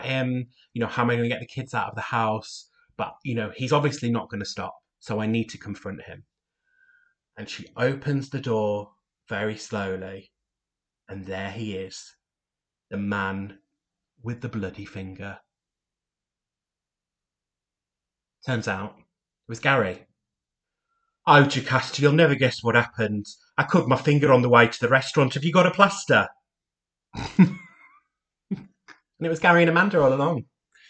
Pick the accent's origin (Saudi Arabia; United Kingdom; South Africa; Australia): United Kingdom; York, Yorkshire and the Humber; I'm from York, which is a city in the north of England